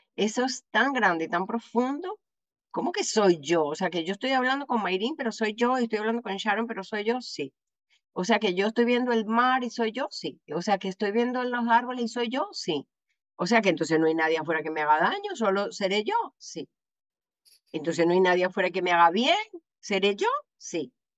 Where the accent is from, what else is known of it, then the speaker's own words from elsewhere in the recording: Venezuela; como decimos en Venezuela